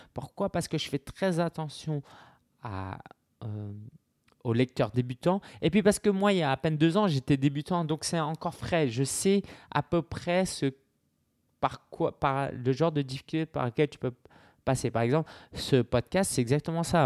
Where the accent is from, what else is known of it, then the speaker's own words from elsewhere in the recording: France; en tant que Français